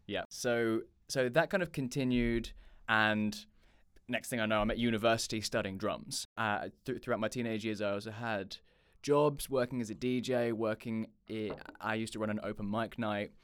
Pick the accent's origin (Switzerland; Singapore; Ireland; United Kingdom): United Kingdom; Chichester, South East England; also born or lived in London; I'm from the U K, a little, uh, town called Chichester on the south coast of England